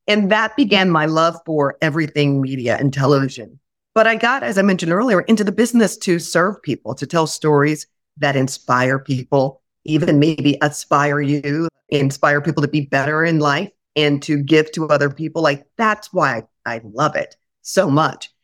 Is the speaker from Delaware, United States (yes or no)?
no; Indianapolis, Indiana, United States; moved away; also born or lived in Oklahoma City / Worcester, Massachusetts / Grand Rapids, Michigan; I went to Indianapolis, my hometown